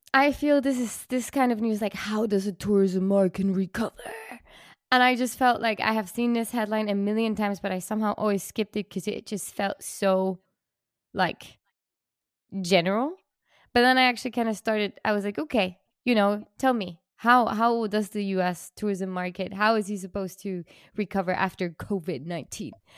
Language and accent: English; Switzerland; I'm from Switzerland